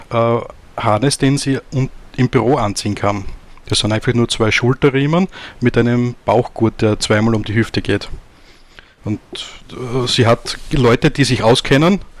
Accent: Austria; Und vor eineinhalb Jahren haben wir dann ein Lokal in Graz gefunden, also in Österreich, bin aus Österreich.

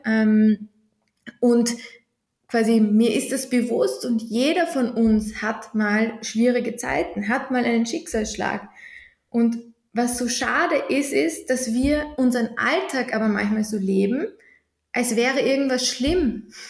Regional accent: Vienna, Austria; Ich komme aus Wien

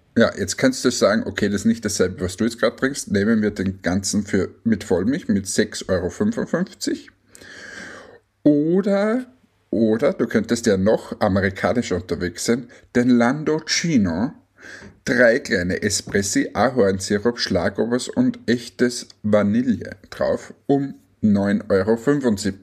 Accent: Austria; als Österreicher

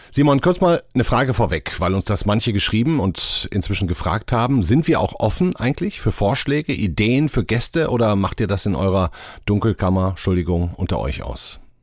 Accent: Germany; wir Deutsche

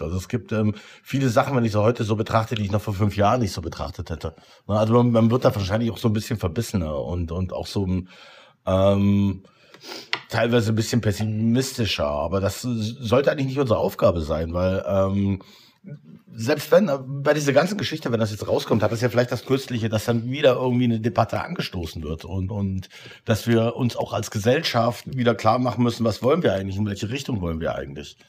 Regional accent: Potsdam, Brandenburg, Germany; als Potsdamer

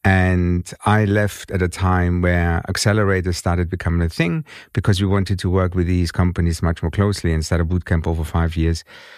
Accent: Germany; accent: German; English is a second language; moved away as an adult; now in London, United Kingdom; To the Brits, I have a German accent. I grew up in Germany. I was born and raised in Germany. And I'm a son of Greek immigrants. Gastarbeiter.

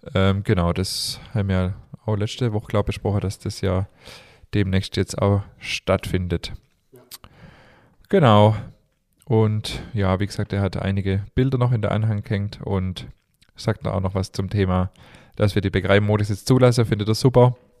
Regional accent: Stuttgart, Baden-Württemberg, Germany; also born or lived in Remstal; ich bin tatsächlich in Stuttgart geboren.

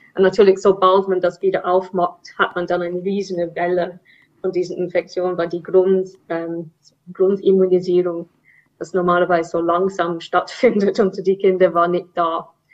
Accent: England, United Kingdom; German is a second language; now in Zurich, Switzerland; Ich bin ursprünglich Engländerin

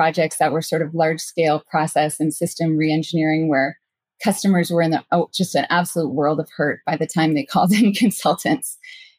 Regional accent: Canada; moved away as an adult; also born or lived in San Francisco Bay Area; I'm from Canada

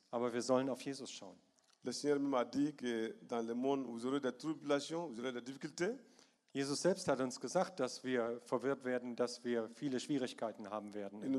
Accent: Bamako, Mali; German is a second language; Manchmal ist das passiert, dass in Sivare weiter im {S1} Norden {S0} oder bei uns in Bamako in der Hauptstadt.

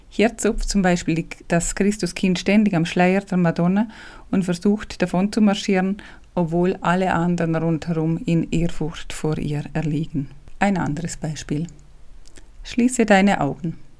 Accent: Liechtenstein; accent: Liechtensteiner Dialekt; first language Liechtenstein German dialect; ich bin ja nicht deutschsprachig muttersprachlich, ich spreche ja Liechtensteiner Dialekt eigentlich

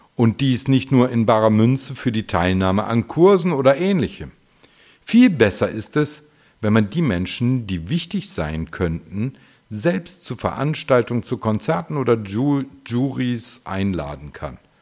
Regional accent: Düsseldorf, North Rhine-Westphalia, Germany; in meiner Heimatstadt Düsseldorf

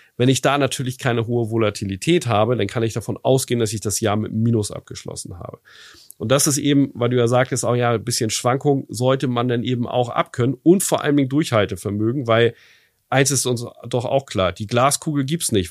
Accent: Germany; bei uns in Deutschland

